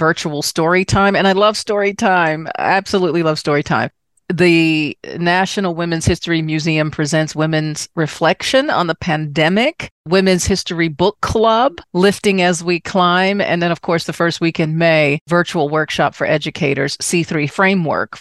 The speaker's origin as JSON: {"language": "English", "town": "Washington", "region": "District of Columbia", "country": "United States", "moved": "yes", "said": "I'm originally from Washington, D.C."}